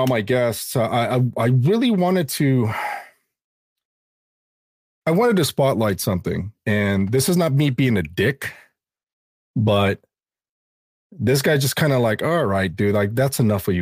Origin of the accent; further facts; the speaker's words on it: California, United States; my home state of California